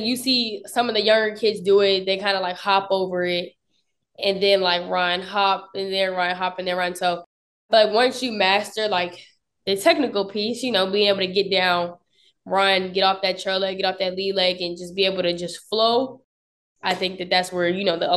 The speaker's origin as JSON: {"language": "English", "town": "Upper Marlboro", "region": "Maryland", "country": "United States", "also_born_or_lived": "Potomac, Maryland / Lexington, Kentucky", "moved": "as an adult", "said": "I'm actually from PG County, Upper Marlboro, Maryland"}